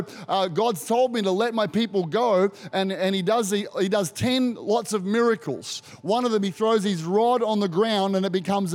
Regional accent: Australia

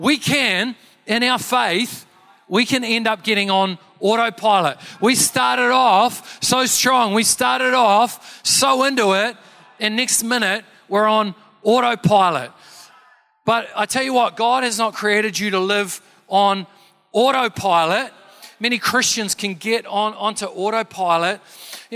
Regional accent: Canterbury, New Zealand; I'm from Canterbury

